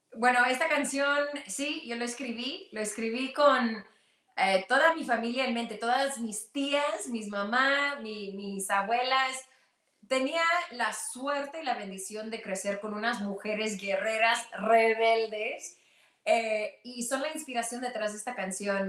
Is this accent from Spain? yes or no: no; Mexico; siendo mexicana y siendo eh, indígena del norte, eh, mi mamá es pueblo